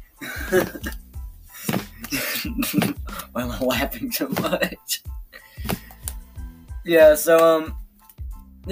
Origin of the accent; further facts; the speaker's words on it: Randleman, North Carolina, United States; now in Thomasville, United States; we are from Randleman, but right now we are in Thomasville